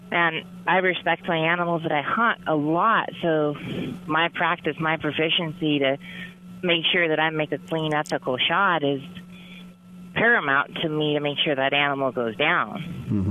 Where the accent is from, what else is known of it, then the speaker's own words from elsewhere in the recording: Alaska, United States; I grew up in Alaska